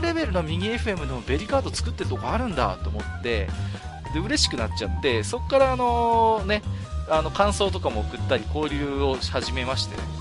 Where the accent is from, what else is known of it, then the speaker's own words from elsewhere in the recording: Tohoku, Japan; 僕東北の人間ですけども